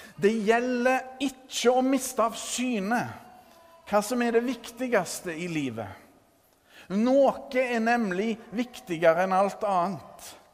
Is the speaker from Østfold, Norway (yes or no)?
no; Førre, Rogaland, Norway; hjembygda mi Førre